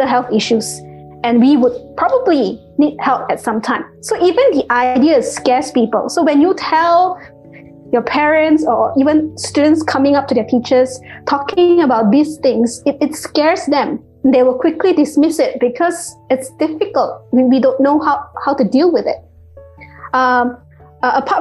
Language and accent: English; Malaysia; Malaysian, because that's where I'm from